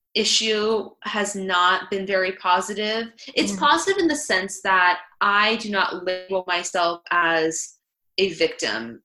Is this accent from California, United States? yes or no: yes; Northern California, United States; also born or lived in Oregon; I am from Northern California